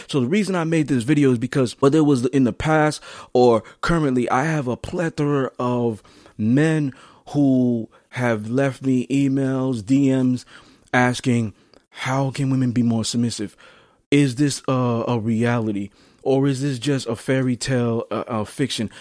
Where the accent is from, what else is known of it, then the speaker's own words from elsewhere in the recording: New York City, New York, United States; I'm from Flatbush, Brooklyn, Brownsville, Crown Heights. I moved around.